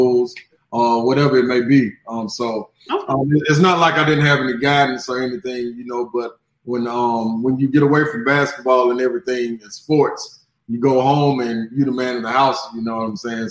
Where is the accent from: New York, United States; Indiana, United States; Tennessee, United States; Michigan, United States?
Tennessee, United States; Chattanooga; also born or lived in Memphis, Tennessee / Nashville, Tennessee; I was born in Memphis, raised in Chattanooga, bred in Nashville